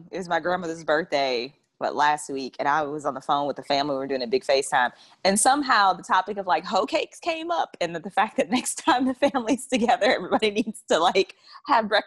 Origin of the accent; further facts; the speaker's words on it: the South, United States; so you can tell I'm from the South